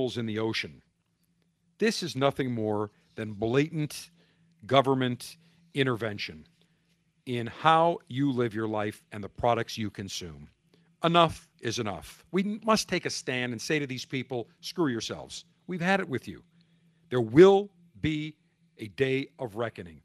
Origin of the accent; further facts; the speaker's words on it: Buffalo, New York, United States; my hometown of Buffalo